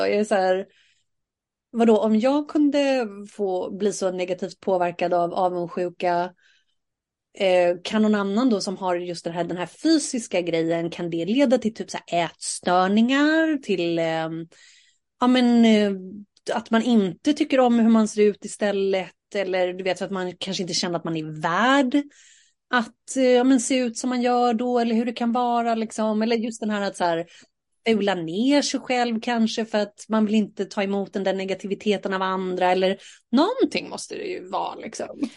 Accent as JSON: {"language": "Swedish", "town": "Saltsjöbaden", "region": "Stockholm County", "country": "Sweden", "tie": "born or raised there", "said": "jag är ju uppvuxen i Saltis"}